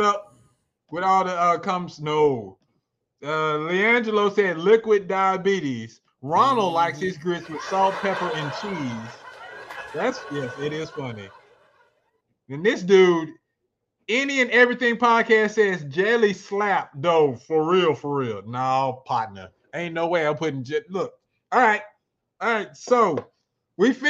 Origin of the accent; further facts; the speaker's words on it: Arkansas, United States; I'm from Arkansas